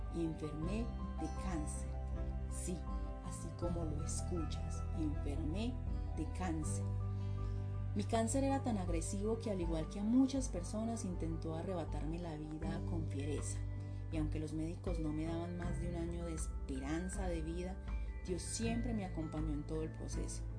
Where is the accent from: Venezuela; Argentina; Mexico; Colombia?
Colombia; soy una mujer colombiana